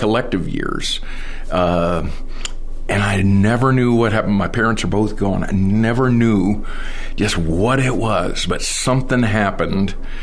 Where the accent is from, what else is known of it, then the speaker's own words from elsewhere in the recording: Miami, Florida, United States; now in Douglasville, United States; I grew up in Miami, Florida